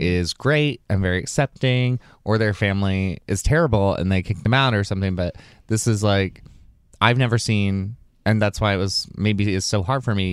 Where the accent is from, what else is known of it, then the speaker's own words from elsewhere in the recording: Alabama, United States; I'm from Alabama